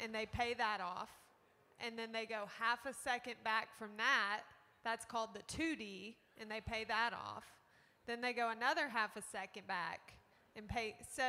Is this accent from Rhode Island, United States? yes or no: no; Pampa, Texas, United States; I am from Pampa.